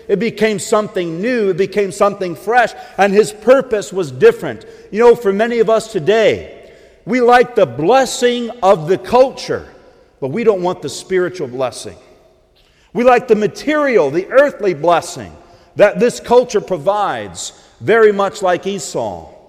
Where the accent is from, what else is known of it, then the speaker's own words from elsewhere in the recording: the South, United States; accent: southern twang; I grew up about an hour and a half, hour and a half south of here. You may not know it by my accent, but I used to have a southern twang.